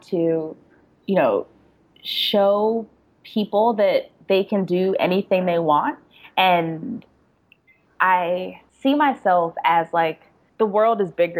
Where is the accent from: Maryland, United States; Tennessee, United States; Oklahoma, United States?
Maryland, United States; Prince George's County; also born or lived in New York City; now in Atlanta, United States; I grew up in Prince George's County, PG County